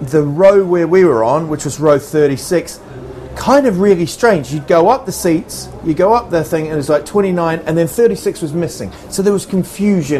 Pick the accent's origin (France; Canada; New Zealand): New Zealand; also born or lived in England; now in Sweden; I was born in England and I went to New Zealand when I was 7.